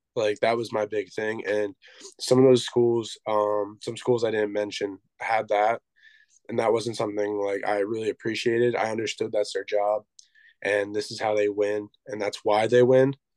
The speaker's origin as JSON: {"language": "English", "region": "Pennsylvania", "country": "United States", "said": "I'm from Pennsylvania."}